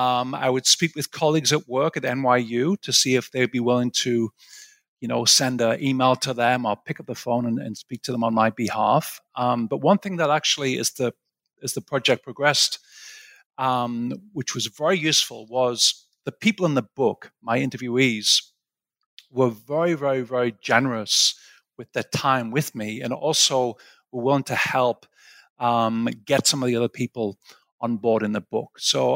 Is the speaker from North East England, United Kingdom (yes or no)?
yes; Sunderland, North East England, United Kingdom; also born or lived in Aberdeen / Cambridge / St Andrews; So I'm originally from England, where you're based right now. I'm from a place called Sunderland, which is the northeast of England.